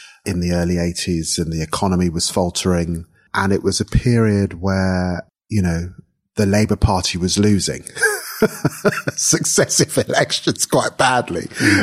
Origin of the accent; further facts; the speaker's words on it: London, United Kingdom; growing up in Tottenham in North London in the 1970s, in an immigrant family